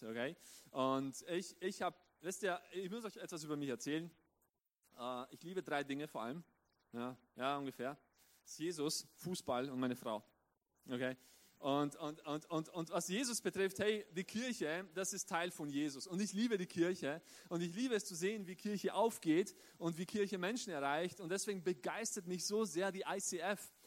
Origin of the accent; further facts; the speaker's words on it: southeastern Styria, Austria; also born or lived in Romania; ich bin mein ganzes Leben lang in Österreich aufgewachsen, in der südöstlichen Steiermark